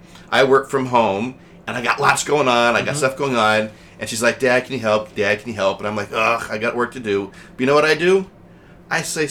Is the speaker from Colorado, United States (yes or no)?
yes; Colorado, United States; now in New Jersey, United States; I grew up in Colorado